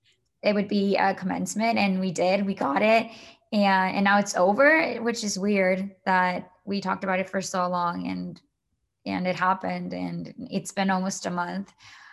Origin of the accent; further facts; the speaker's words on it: Shawnee, Kansas, United States; I'm from Shawnee, Kansas